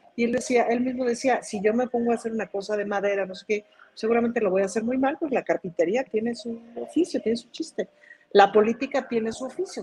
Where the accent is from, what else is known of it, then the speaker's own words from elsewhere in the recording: Mexico; en México